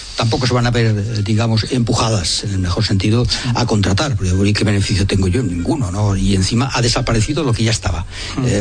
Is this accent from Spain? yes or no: yes; Spain; Somos los españoles